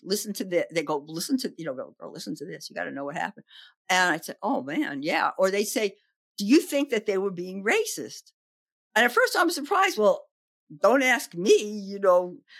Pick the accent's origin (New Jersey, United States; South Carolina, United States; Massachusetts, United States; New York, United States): New York, United States; New York City; also born or lived in Oregon; now in Berkeley, United States; I grew up in the Bronx in New York